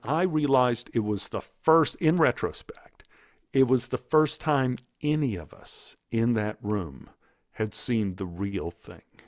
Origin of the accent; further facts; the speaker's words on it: Dallas, Texas, United States; I grew up in Oak Cliff, I grew up with a lot of bullies